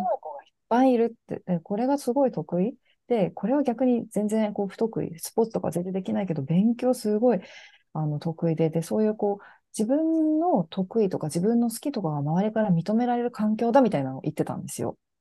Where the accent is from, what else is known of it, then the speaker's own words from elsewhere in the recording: Hachinohe, Aomori, Japan; 私自身はもう青森県の八戸市っていうところの出身なんですけど、